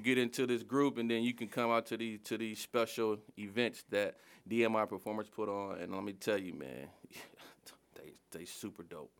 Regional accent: Detroit, Michigan, United States; I grew up in Southwest Detroit

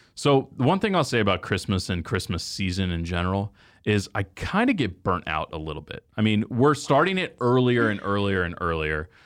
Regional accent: Texas, United States; I grew up in Texas

